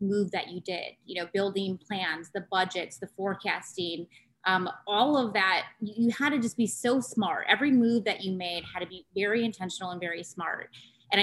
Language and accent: English; North Central Wisconsin, United States; growing up in North Central Wisconsin